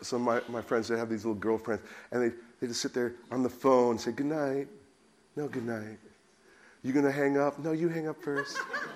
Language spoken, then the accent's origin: English; United States; now in United Kingdom; being an American